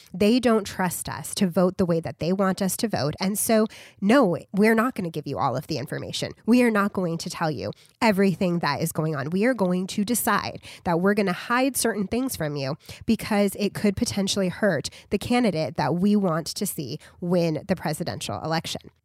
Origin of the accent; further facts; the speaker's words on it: United States; we as Americans